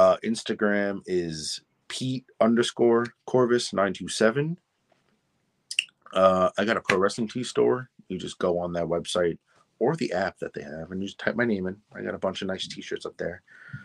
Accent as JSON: {"language": "English", "region": "New York", "country": "United States", "tie": "born or raised there", "said": "my home state of New York"}